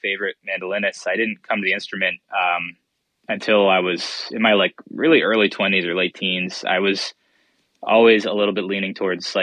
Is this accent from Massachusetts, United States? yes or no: yes; Boston, Massachusetts, United States; moved away as an adult; also born or lived in Pittsburgh; I grew up in Boston and I moved to Pittsburgh to go to school